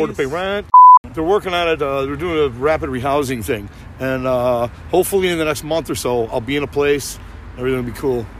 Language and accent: English; Chicago, Illinois, United States